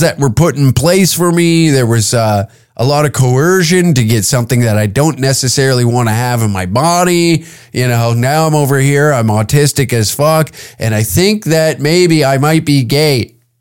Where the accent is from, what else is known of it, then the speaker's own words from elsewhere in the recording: Canada; As a Canadian